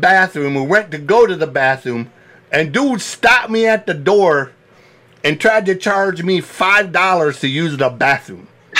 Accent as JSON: {"language": "English", "town": "Flint", "region": "Michigan", "country": "United States", "tie": "born or raised there", "also_born_or_lived": "Detroit, Michigan", "said": "I grew up around Flint and Detroit"}